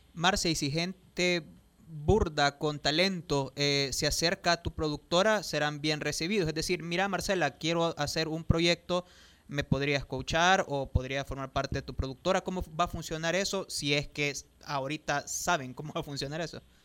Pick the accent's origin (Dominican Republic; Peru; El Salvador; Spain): El Salvador; a los salvadoreños debería de importarnos